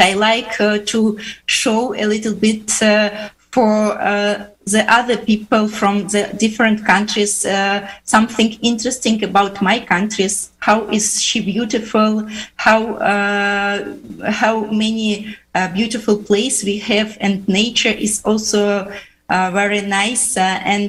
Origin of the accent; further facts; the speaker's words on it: Uzbekistan; English is a second language; also born or lived in Finland; now in St. Petersburg, Russia; I was born in Uzbekistan.